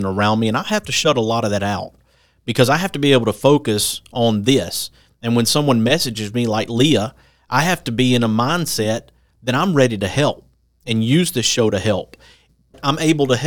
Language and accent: English; the Shoals, Lauderdale County, Alabama, United States; I'm from the Shoals, went to Lauderdale County to high school.